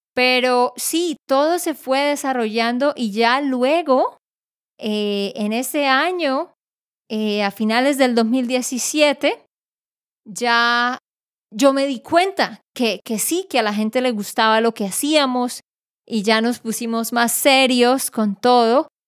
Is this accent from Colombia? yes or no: yes; Colombia; yo soy colombiana